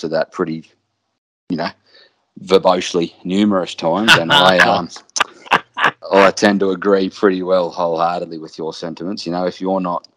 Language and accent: English; Australia; also born or lived in South East Queensland; I'm an Australian through and through